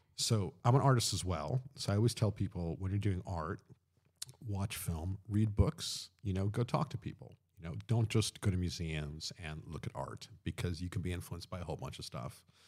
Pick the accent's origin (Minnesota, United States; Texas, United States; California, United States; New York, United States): New York, United States; Long Island; moved away as an adult; also born or lived in London; growing up in Long Island